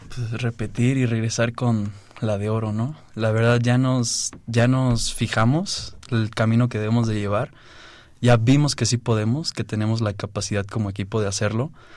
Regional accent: Oaxaca, Mexico; also born or lived in Mexico City; yo nací aquí en la Ciudad de México, pero desde muy chiquito me fui a Oaxaca. Desde los dos años me fui a Oaxaca. Entonces allá hay ligas infantiles y todo, y la verdad ahí fue mi, mi crianza en el béisbol

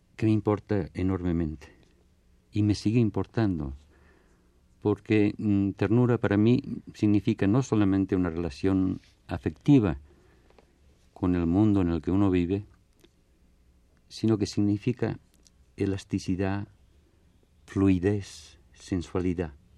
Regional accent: Barcelona, Catalonia, Spain; now in Mexico; yo nací en Barcelona. Mi infancia transcurre hasta la guerra civil

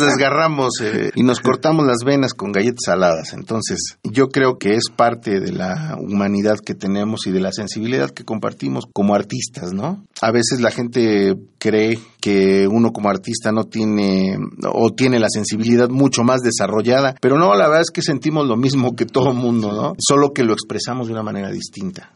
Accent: Mexico; Nosotros como mexicanos

